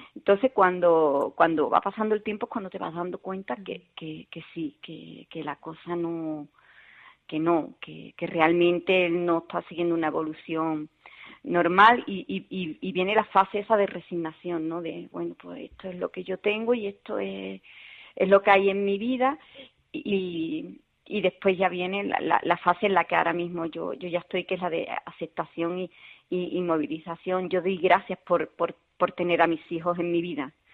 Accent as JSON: {"language": "Spanish", "town": "Seville", "region": "Andalusia", "country": "Spain", "also_born_or_lived": "Rincón de la Victoria, Málaga", "said": "yo soy de Sevilla"}